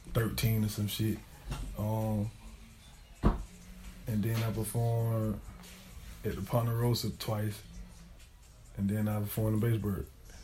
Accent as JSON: {"language": "English", "town": "Aiken", "region": "South Carolina", "country": "United States", "said": "I'm from Aiken. You know what I mean? Shallow Heights, but like, I grew up a little bit everywhere type shit, you feel me?"}